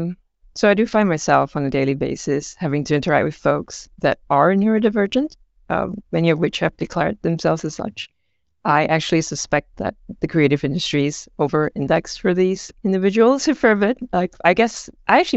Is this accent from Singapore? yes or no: yes; Singapore; I grew up in Singapore, right? So I'm from Asia.